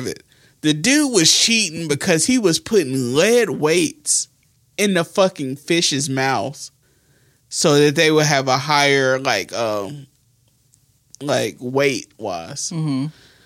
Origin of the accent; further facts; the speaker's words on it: New Market, Alabama, United States; We grew up in Newmarket, Alabama